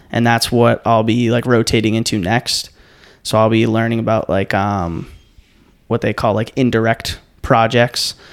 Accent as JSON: {"language": "English", "area": "Cape Cod", "region": "Massachusetts", "country": "United States", "tie": "born or raised there", "moved": "yes", "said": "I grew up on Cape Cod"}